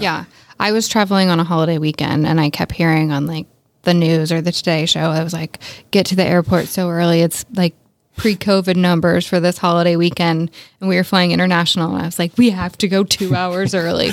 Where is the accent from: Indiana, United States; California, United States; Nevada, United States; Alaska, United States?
Indiana, United States; I'm from Indiana